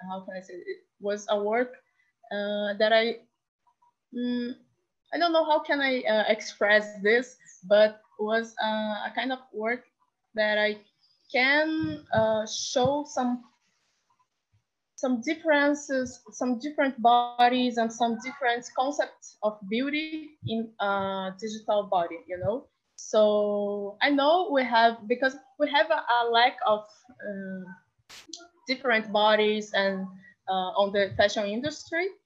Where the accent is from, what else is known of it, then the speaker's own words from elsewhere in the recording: Rio de Janeiro, Brazil; I'm from Brazil, Rio de Janeiro, and I'm a, an artist, multimedia artist and designer